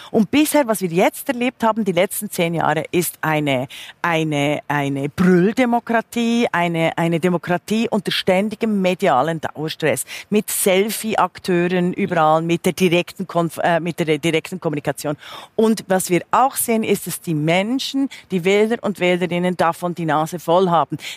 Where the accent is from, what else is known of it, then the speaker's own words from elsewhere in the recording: Switzerland; now in Germany; da bin ich natürlich meiner Heimat auch geschuldet, finde ich sehr zukunfts trächtig, weil man gerade an der Schweiz beispielsweise sieht